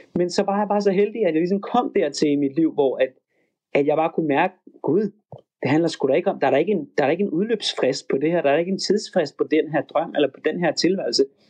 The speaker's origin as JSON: {"language": "Danish", "country": "Denmark", "also_born_or_lived": "Los Angeles, United States", "moved": "as an adult", "said": "hjemme i Danmark"}